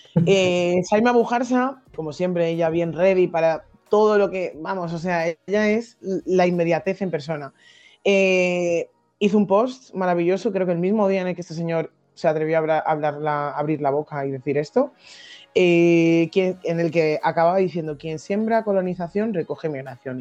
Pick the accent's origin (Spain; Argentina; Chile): Spain; Madrid, Community of Madrid; accent: Madrid; Yo que soy de Madrid de toda la vida